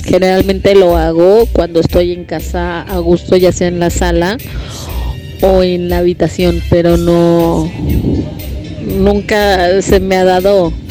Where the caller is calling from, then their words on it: Mar del Plata, Buenos Aires Province, Argentina; Hola Gaby, … … de Mar del Plata.